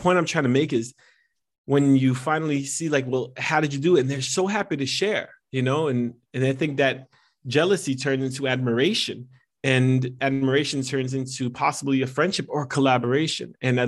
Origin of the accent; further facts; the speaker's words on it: New Jersey, United States; I'm Italian American and I'm from fine. Jersey. So we just exaggerate on everything.